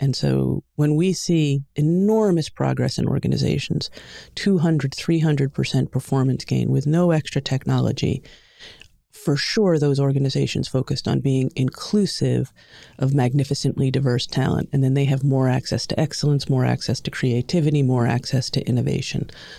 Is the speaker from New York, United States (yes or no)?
yes; Long Island, New York, United States; accent: New York; I grew up in New York, in Long Island. The accent probably won't come out except for if you hear a couple of different words, but for the most part, the accent just disappeared.